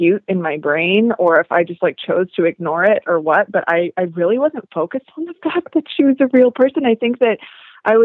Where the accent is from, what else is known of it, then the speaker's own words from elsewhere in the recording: Seattle, Washington, United States; my life growing up in Seattle